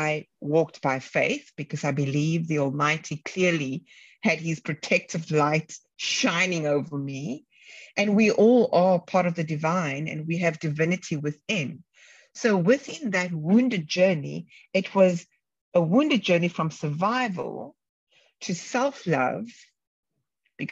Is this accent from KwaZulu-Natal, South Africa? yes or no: no; Cape Town, Western Cape, South Africa; where I grew up in Cape Town, the Bronx of Cape Town.